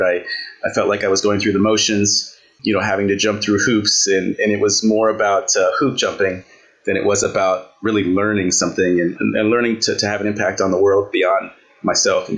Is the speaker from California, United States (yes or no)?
yes; Santa Ana, California, United States; also born or lived in Bronx, New York; now in Ohio, United States; I grew up in Santa Ana, California